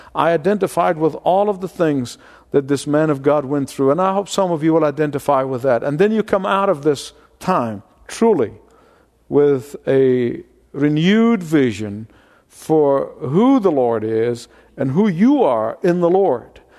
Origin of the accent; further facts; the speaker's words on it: Egypt; moved away; I grew up in Egypt